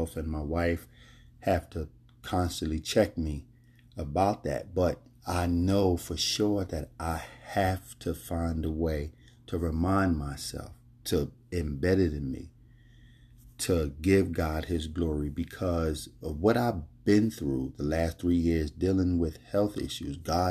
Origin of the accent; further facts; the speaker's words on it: Philadelphia, Pennsylvania, United States; moved away; also born or lived in Florida Keys; I was born and raised in Philadelphia